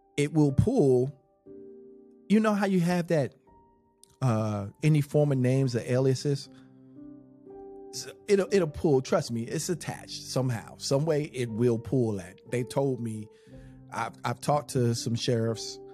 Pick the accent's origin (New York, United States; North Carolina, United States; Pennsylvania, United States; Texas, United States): North Carolina, United States; Charlotte; the block um, that I grew up on in Charlotte, which, by the way, I wasn't born in Charlotte and I didn't move to Charlotte till I was 10